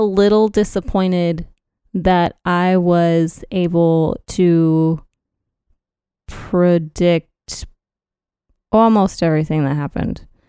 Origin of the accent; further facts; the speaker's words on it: Texas, United States; proud to be a Texan.